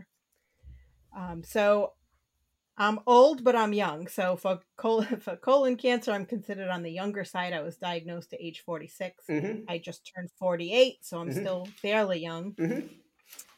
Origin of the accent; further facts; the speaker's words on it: Rhode Island, United States; Born and raised in Rhode Island and still here.